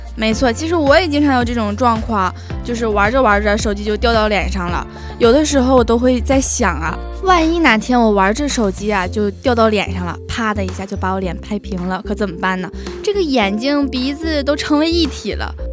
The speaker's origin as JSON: {"language": "Chinese", "region": "Northeast China", "country": "China", "moved": "yes", "lives_now": "Xiamen, China", "said": "作为东北人"}